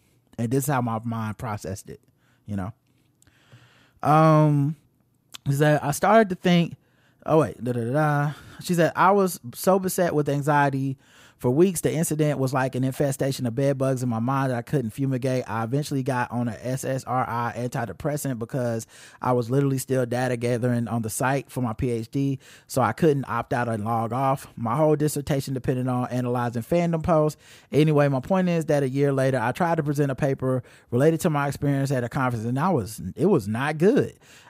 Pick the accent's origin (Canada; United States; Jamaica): Jamaica; accent: Jamaican; the childhood trauma over my Jamaican accent in elementary school. I was that 7-year-old girl all over again.